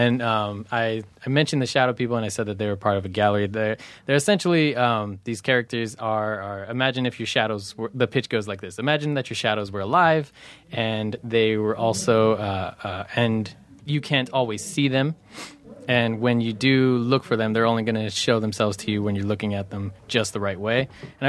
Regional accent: Fontana, California, United States; also born or lived in Los Angeles; I was born in L.A., raised in Fontana. Fontana is like adjacent to Riverside.

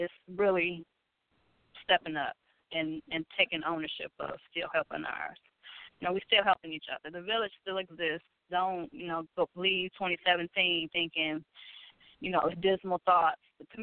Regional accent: Detroit, Michigan, United States; I'm from Detroit

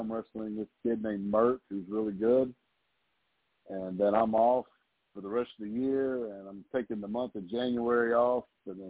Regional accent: the South, United States; I'm from the South, and I sound like a hillbilly, so nobody wants to hire me

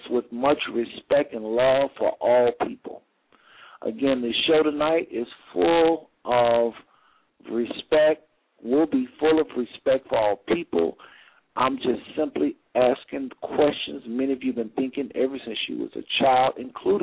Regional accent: United States; I'm from the States.

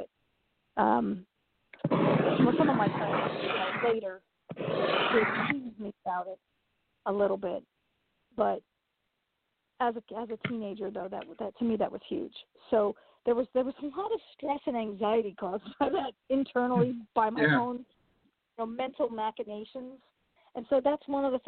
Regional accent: New York City, New York, United States; I grew up in Queens, in Flushing, Queens.

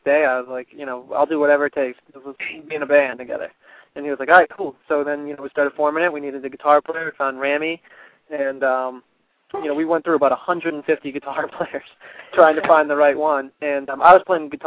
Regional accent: Boston, Massachusetts, United States; moved away as an adult; now in Los Angeles, United States; being from Boston, I was a Boston University grad recently

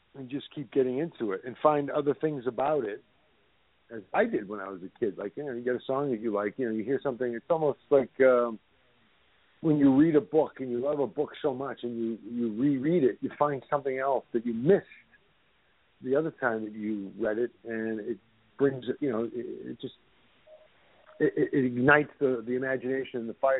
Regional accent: Somerville, Massachusetts, United States; born or raised there; moved away

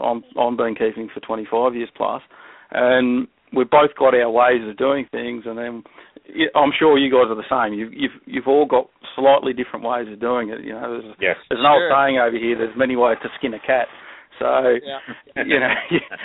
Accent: Melbourne, Victoria, Australia; moved away as an adult; now in Queensland, Australia; I grew up in Melbourne, and in Melbourne, that's in the southern end of the country

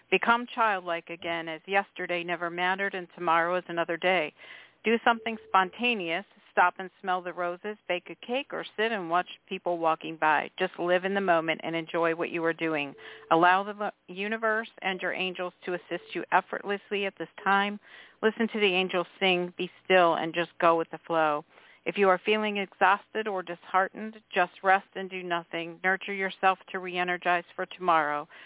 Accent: Philadelphia, Pennsylvania, United States; know, I'm from Philadelphia

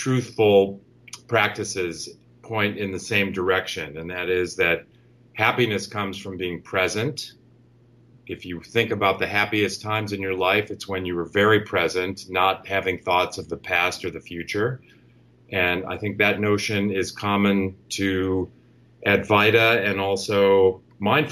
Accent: Chicago, Illinois, United States; now in Bay Area, United States; I'm from the Chicago area. I've been out on the West Coast in the Bay Area for many years

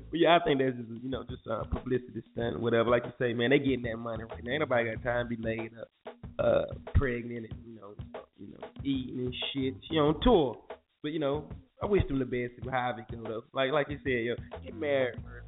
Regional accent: Durham, North Carolina, United States; I'm coming from Durham

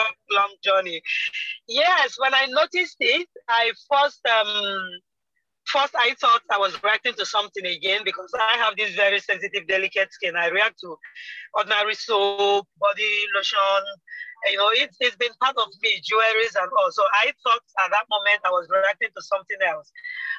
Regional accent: eastern Nigeria, Nigeria; I am Nigerian from the eastern part of Nigeria.

